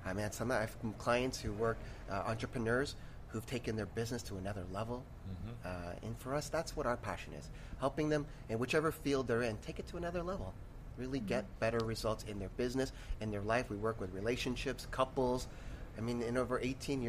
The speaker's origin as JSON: {"language": "English", "town": "Toronto", "region": "Ontario", "country": "Canada", "said": "I'm from Toronto"}